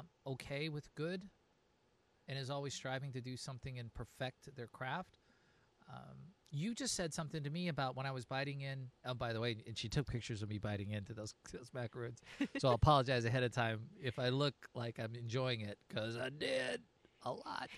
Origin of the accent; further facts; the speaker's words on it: West Coast, United States; moved away; I'm from the West Coast